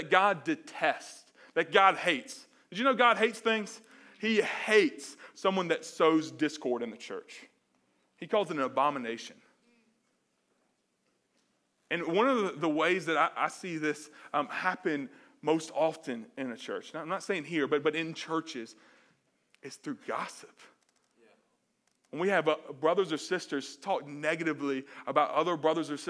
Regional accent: Mobile, Alabama, United States; I'm from Mobile, Alabama

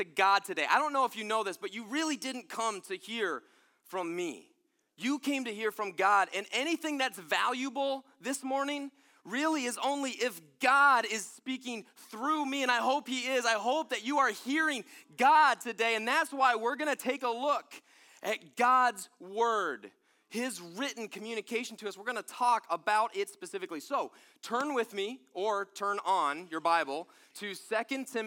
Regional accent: Pennsylvania, United States; I'm from Pennsylvania

